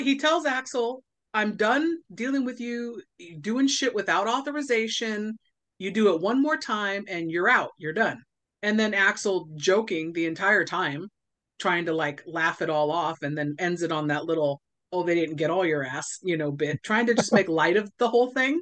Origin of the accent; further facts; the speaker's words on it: Southern California, United States; I grew up in Southern California, and so it was curse words mixed with surfer slang and Southern California slang